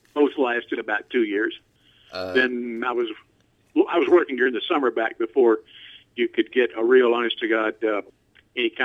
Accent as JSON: {"language": "English", "town": "Gallatin", "region": "Tennessee", "country": "United States", "tie": "born or raised there", "said": "I grew up in Gallatin, Tennessee, which is where I live now, just outside of Nashville."}